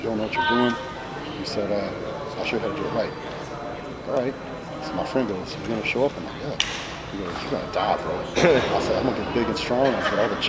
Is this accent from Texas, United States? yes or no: yes; West Texas, United States; I grew up in West Texas. Our town had two stoplights.